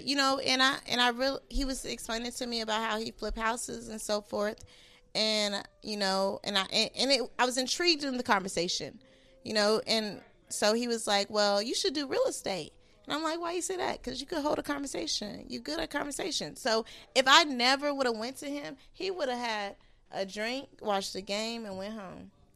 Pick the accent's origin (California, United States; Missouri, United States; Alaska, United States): California, United States; I'm from Cali